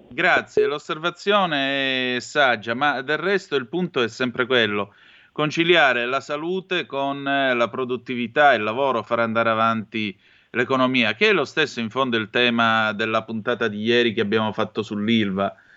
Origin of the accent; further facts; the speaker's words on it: Vibo Valentia, Calabria, Italy; sono di Vibo Valencia